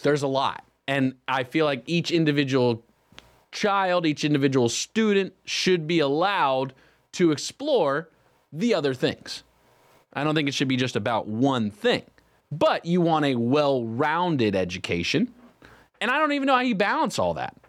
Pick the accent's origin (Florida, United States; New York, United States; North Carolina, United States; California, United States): North Carolina, United States; Cornelius; we grew up in Cornelius Huntersville area.